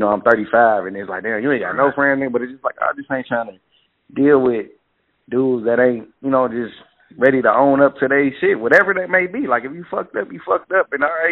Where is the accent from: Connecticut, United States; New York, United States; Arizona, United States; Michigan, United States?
Michigan, United States; Detroit; I'm from Detroit